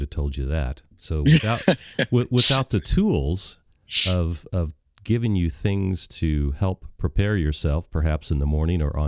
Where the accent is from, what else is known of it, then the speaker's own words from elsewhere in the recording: Missouri, United States; I grew up in Missouri